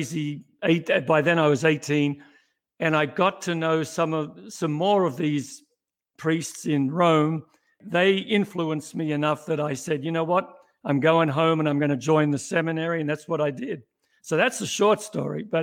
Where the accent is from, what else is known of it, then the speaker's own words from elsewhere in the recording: Melbourne, Victoria, Australia; moved away as an adult; now in United States; I'm not born in the US, was born in Melbourne, Australia, back in the mid-50s